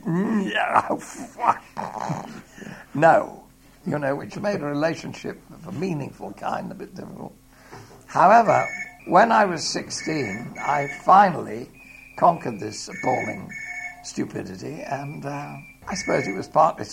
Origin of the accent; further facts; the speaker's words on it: Watford, East of England, United Kingdom; I was born in Watford